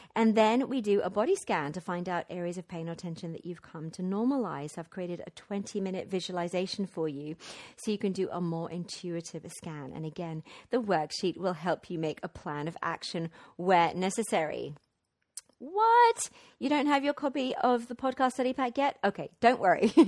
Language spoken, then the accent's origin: English; Wimbledon, London, United Kingdom; moved away as an adult; also born or lived in Mexico / Guatemala; I am in this gorgeous, light-filled house in my hometown, Wimbledon